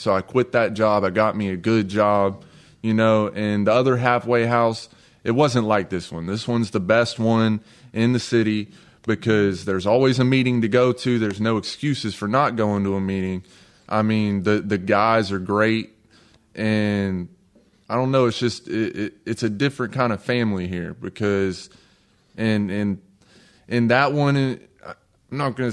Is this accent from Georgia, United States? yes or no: yes; North Georgia, United States; accent: country; I'm from North Georgia.